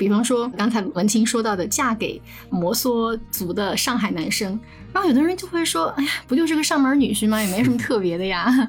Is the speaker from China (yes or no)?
yes; Sichuan, China; 作为四川人，